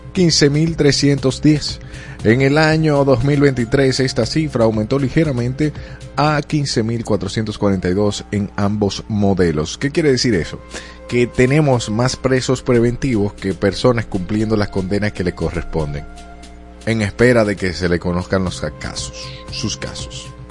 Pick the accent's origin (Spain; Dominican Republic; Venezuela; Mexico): Dominican Republic; aquí en República Dominicana